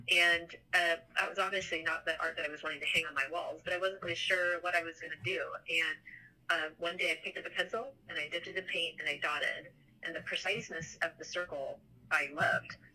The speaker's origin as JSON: {"language": "English", "town": "Seattle", "region": "Washington", "country": "United States", "tie": "born or raised there", "moved": "as an adult", "lives_now": "Columbus, United States", "said": "growing up in Seattle, there was a very large Japanese um, population that we grew up with, mm-hmm. and we um, participated in the Japanese community and the culture"}